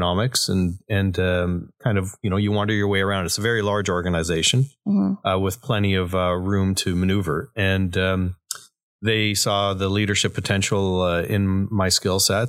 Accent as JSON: {"language": "English", "town": "Belleville", "region": "Ontario", "country": "Canada", "tie": "born or raised there", "also_born_or_lived": "Syria", "said": "Born in Syria. And then, I grew up in Belleville"}